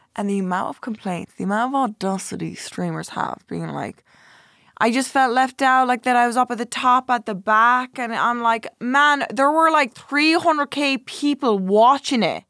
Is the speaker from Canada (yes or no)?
no; Ireland; I'm Irish. I'm Irish.